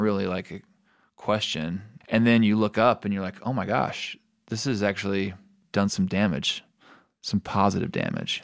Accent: United States

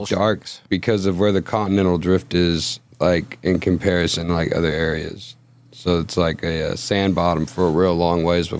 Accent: Matagorda County, Texas, United States; I grew up in Matagorda County, though.

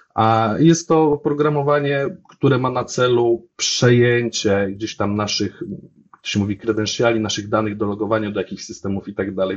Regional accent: Łódź, Łódź Voivodeship, Poland; jestem z Łodzi

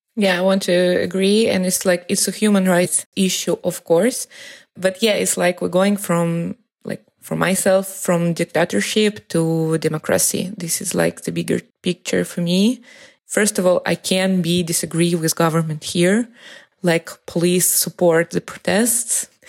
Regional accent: Moscow, Russia; moved away as an adult; now in Beersheba, Israel; I'm from Moscow

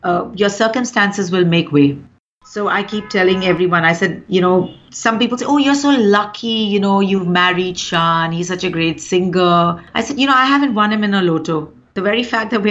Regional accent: India; I'm actually an Indian first

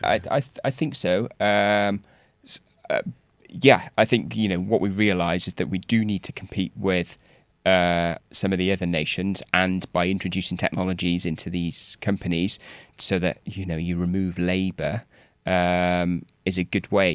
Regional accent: Wales, United Kingdom; moved away; I'm from Wales originally

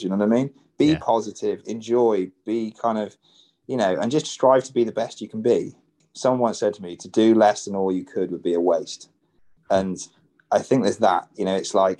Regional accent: United Kingdom; what we do as British people

